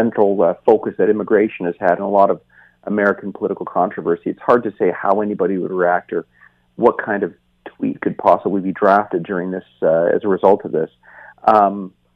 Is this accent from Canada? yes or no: yes; Canada; as a Canadian